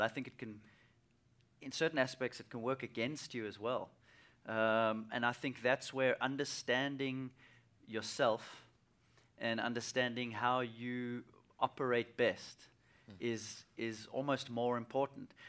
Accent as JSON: {"language": "English", "country": "South Africa", "tie": "born or raised there", "said": "as a young kid, uh, growing up in South Africa"}